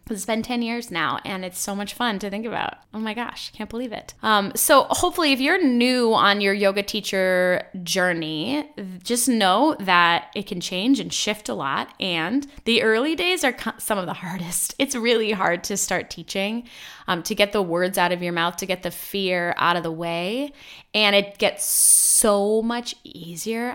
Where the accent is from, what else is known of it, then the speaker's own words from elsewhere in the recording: Midwest, United States; I grew up in the Midwest